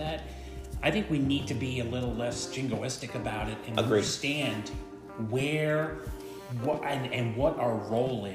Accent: Long Island, New York, United States; moved away as an adult; also born or lived in Southwest Florida; now in Florida, United States; I am from Long Island, New York

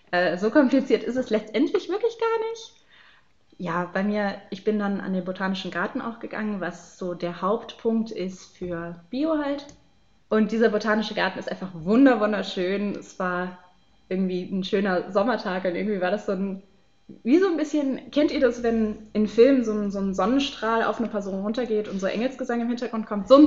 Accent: Baden-Württemberg, Germany; ich komme aus Baden-Württemberg, da sollte ich dann Kernfächer wählen wir haben in Baden-Württemberg einige Vorgaben

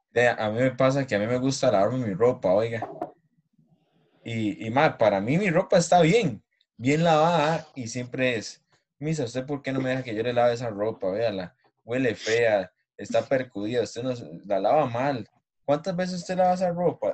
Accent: Costa Rica; uno como tico

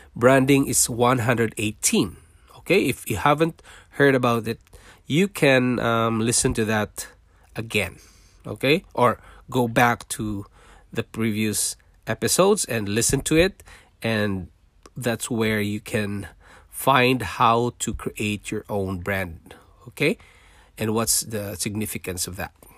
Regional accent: Philippines; English is a second language; moved away as an adult; also born or lived in Singapore; now in Canada; I was born in Philippines. I'm a Filipino

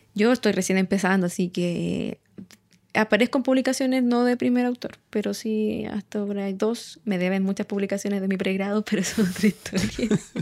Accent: Santiago, Santiago Metropolitan Region, Chile; crecí en Santiago

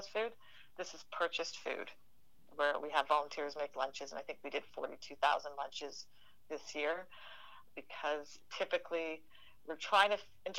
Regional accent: Canada; we're Canadian

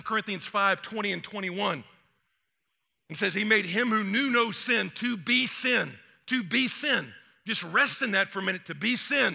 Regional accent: Atlanta, Georgia, United States; also born or lived in Texas; I'm from the South. I mean, I was born in Atlanta. I mean, I went to Texas, but got back to the South as quick as I could

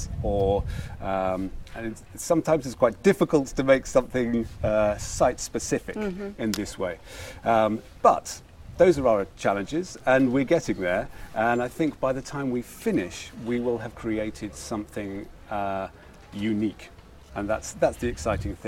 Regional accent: United Kingdom; In Western Europe, I'm from Britain.

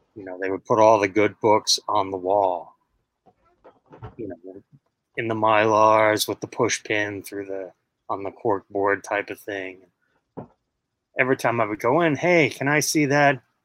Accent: New York City, New York, United States; I was born and raised in Queens, New York

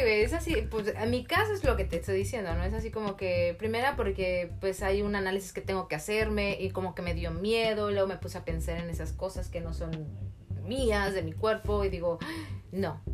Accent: Mexico; en nuestro país

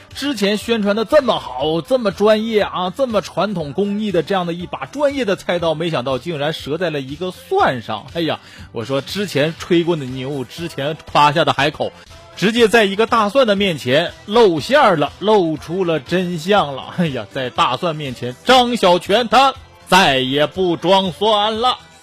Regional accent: China; 还说我们中国人用刀的习惯是错误的啊

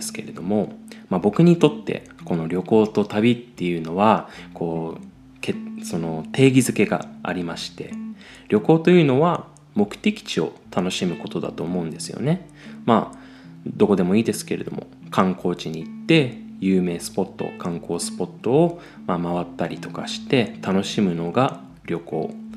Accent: Chiba, Japan; 僕の地元の千葉

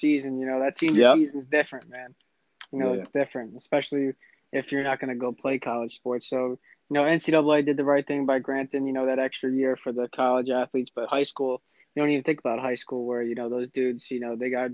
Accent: Morris County, New Jersey, United States; also born or lived in West Orange, New Jersey / Essex County, New Jersey; I grew up in Morris County, but my whole family's from West Orange, so they always kept me down in Essex County

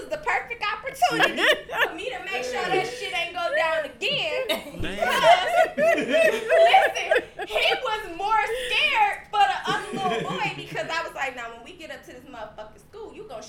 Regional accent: Manhattan, New York, United States; I'm from Manhattan.

